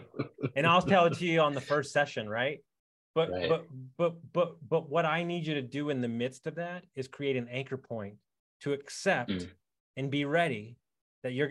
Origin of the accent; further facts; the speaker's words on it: Texas, United States; I'm from Texas.